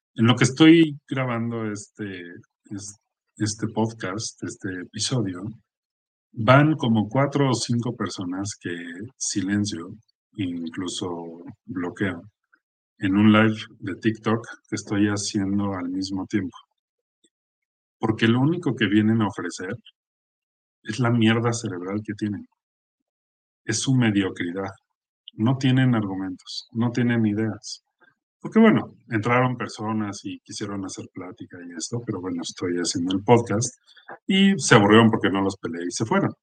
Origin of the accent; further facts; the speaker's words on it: Mexico; el ambiente en el que estamos viviendo como mexicanos